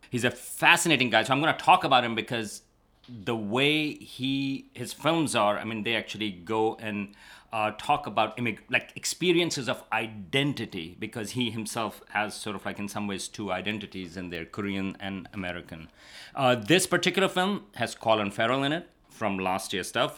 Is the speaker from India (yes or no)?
no; Karachi, Sindh, Pakistan; moved away as an adult; now in United States; I grew up in Karachi